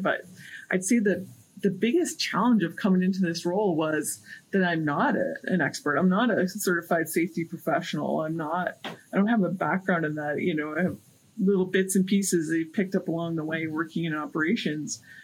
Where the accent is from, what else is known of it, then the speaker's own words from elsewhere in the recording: Prince Albert, Saskatchewan, Canada; my hometown is in Saskatchewan, and some from the north, from Prince Albert area